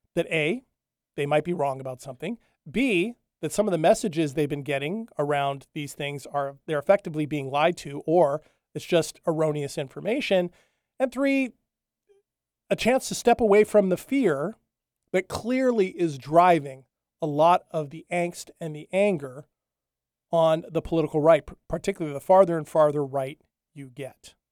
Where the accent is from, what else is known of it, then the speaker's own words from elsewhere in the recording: Hawaii, United States; moved away; I grew up in Hawaii, or at least the early part of my life. I lived on the Big Island